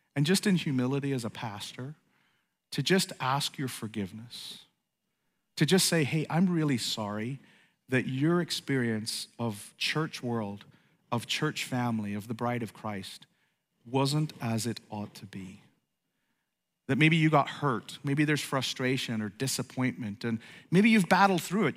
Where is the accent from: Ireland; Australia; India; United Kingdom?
Ireland; moved away; also born or lived in East Coast, United States; I grew up in Ireland